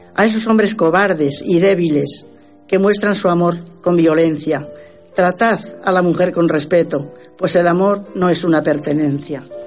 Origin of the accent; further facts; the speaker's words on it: Castilla-La Mancha, Spain; moved away; Qué hermosa tierra manchega, lugar donde yo nací